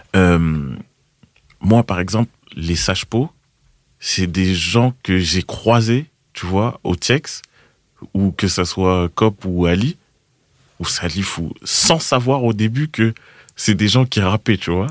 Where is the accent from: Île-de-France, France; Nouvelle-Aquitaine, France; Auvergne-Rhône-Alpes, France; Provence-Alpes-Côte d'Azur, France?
Île-de-France, France; Boulogne-Billancourt; J'ai grandi à boulogne biancourt mhm. à Boulby